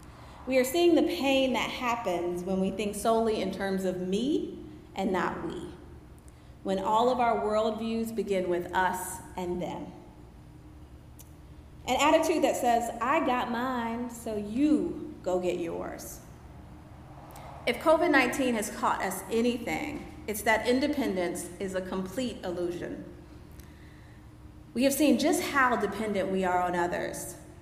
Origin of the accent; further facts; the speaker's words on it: Anchorage, Alaska, United States; I grew up on Elmendorf Air Force Base in Anchorage, Alaska, where July 4th was a big event.